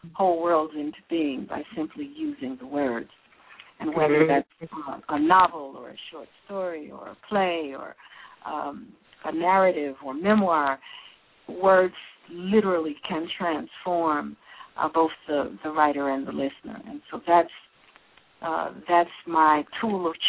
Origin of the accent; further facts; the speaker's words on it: Philadelphia, Pennsylvania, United States; also born or lived in Washington, D.C. / Texas / Houston; I'm born and raised in Philadelphia